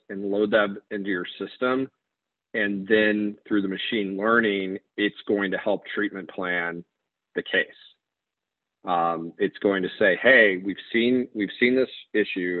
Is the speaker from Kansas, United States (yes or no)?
yes; Kansas, United States; moved away; also born or lived in Chicago, Illinois; I grew up in Kansas